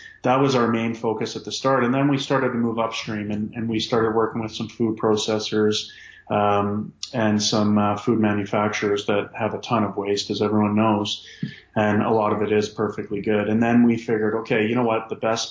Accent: Calgary, Alberta, Canada; moved away as an adult; now in Halifax, Canada; I'm from Calgary

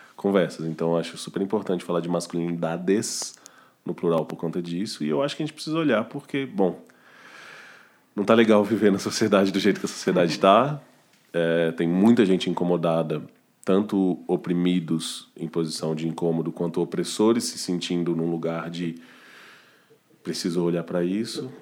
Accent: Belo Horizonte, Minas Gerais, Brazil; now in São Paulo, Brazil; Belo Horizonte, que é de onde eu sou

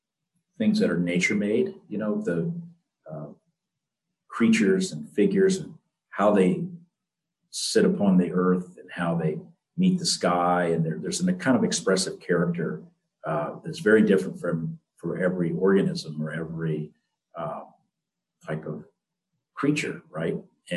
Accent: Florida, United States; I mean, when I was growing up, I grew up near the Everglades, actually, in South Florida.

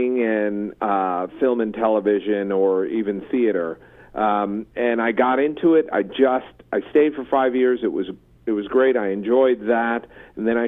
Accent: East Coast, United States; growing up on the East Coast

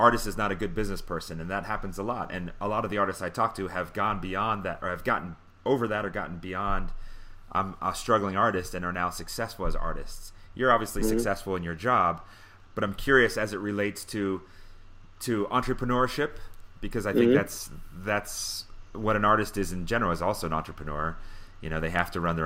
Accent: York County, Pennsylvania, United States; I grew up in Pennsylvania as well, in York County, Pennsylvania

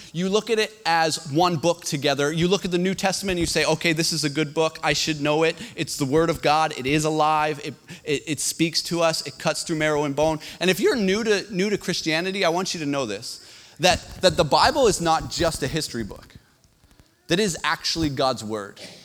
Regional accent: Canada; as a Canadian

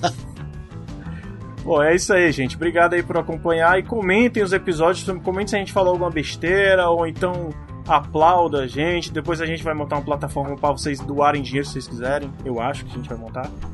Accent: Northeast Region, Brazil; eu sou do Nordeste

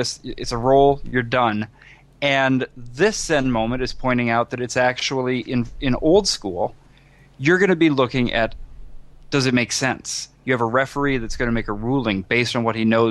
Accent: Iowa, United States; now in New York City, United States; I am originally from Iowa, which is where I started gaming

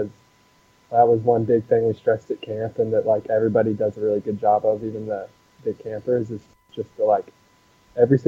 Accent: Nashville, Tennessee, United States; moved away as an adult; also born or lived in Kansas; I am from Nashville, Tennessee. Grew up there, spent all the way through high school there

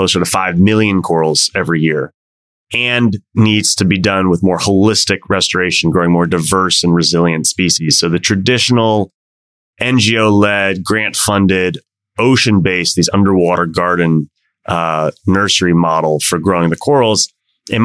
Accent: Washington, District of Columbia, United States; my hometown of DC

